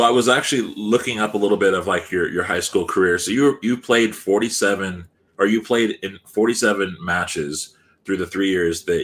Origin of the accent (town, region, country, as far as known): California, United States; moved away